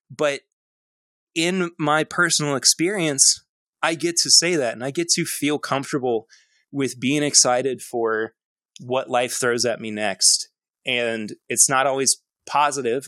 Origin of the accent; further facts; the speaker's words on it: Lexington, Kentucky, United States; I'm from Lexington, Kentucky. Uh, I was born and raised, and I'm actually currently raising my own family here uh, as well